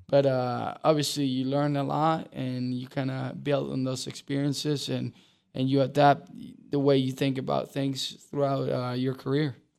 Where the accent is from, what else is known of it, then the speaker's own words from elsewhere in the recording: Uruguay; now in Charlotte, United States; I grew up in Uruguay, um, which is a huge soccer country